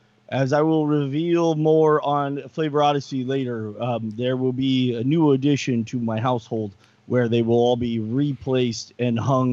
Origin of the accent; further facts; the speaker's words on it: Santa Cruz, California, United States; born and raised in Santa Cruz